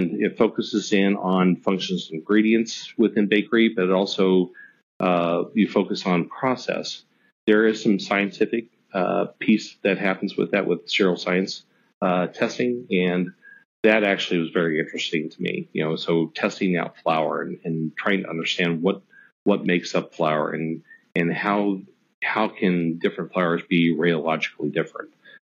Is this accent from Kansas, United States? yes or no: yes; about an hour and a half from Manhattan, Kansas, United States; my hometown is actually just an hour and a half away from Manhattan